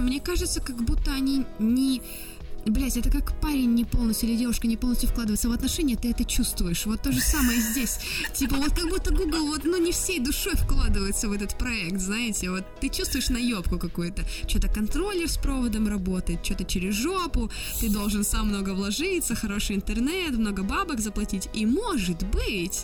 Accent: Blagoveshchensk, Amur Oblast, Russia; я с Дальнего Востока, с маленького города Благовещенска, который находится на границе с Китаем

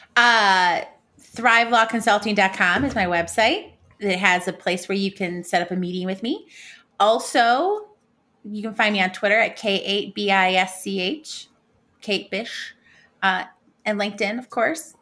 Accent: United States; me being American

